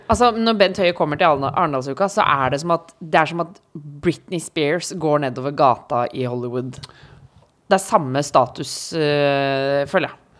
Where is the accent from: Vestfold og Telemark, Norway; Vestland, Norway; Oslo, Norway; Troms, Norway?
Oslo, Norway; also born or lived in Trondheim; jeg bodde i Trondheim, men jeg sov hos mamma da Når jeg var hjemme i Oslo